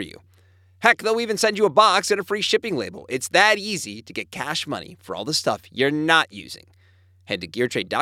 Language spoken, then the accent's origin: English; Pennsylvania, United States; also born or lived in New England; now in Southern California, United States; I grew up in Pennsylvania. I lived in New England for a long time before moving west. I live in Southern California now